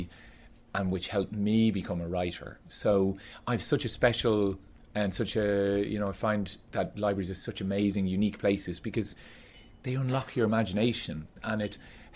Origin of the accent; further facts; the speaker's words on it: Skerries, Leinster, Ireland; I grew up in Skerries in County Dublin